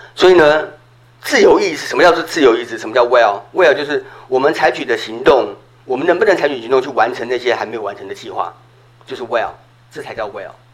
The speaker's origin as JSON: {"language": "Chinese", "country": "Taiwan", "tie": "born or raised there", "said": "我在小时候在台湾，我们春节是会大家一起看那个春节除夕节目的"}